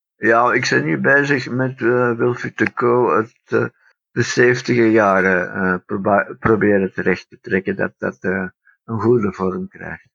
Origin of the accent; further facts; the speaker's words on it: Antwerp, Flanders, Belgium; En uiteindelijk ben ik dus in, eh, Antwerpen geboren. Ehm, ik ben als Brit geboren en, eh, groot gebracht